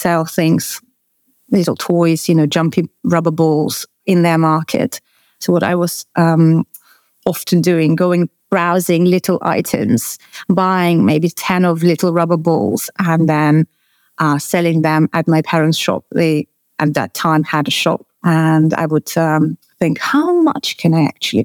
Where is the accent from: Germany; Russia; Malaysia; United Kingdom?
Russia; moved away; I was born in Russia